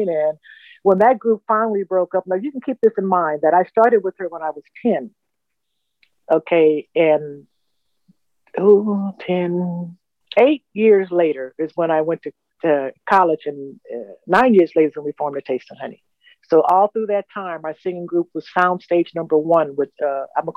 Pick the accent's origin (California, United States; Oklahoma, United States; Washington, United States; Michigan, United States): California, United States; Los Angeles; I was born and raised in Los Angeles, California.